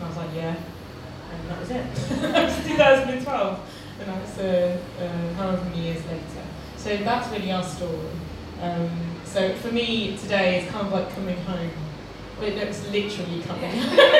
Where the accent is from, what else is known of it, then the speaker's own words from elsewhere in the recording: Nottingham, East Midlands, United Kingdom; moved away as an adult; also born or lived in Loughborough; now in London, United Kingdom; So my drinking story really started here in Nottingham, which is where I'm from.